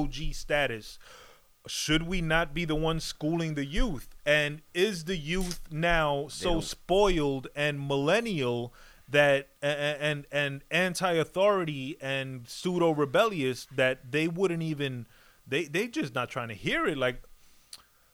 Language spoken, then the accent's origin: English; United States; I was born here in America